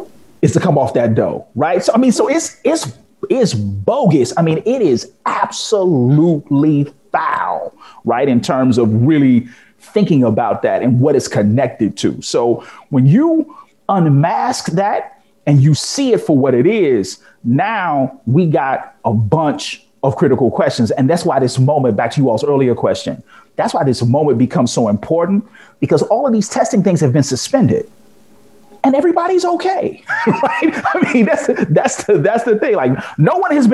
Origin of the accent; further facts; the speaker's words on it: Chicago, Illinois, United States; I'm a Chicagoan